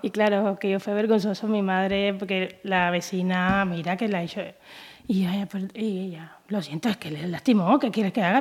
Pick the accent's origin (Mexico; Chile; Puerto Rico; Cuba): Cuba; Havana; now in Galicia, Spain; Yo soy cubana de La Habana, ciudad de La Habana. Yo soy capitalina.